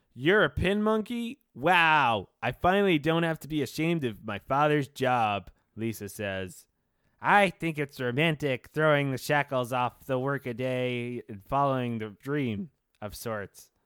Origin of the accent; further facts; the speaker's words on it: New York City, New York, United States; growing up in Brooklyn, New York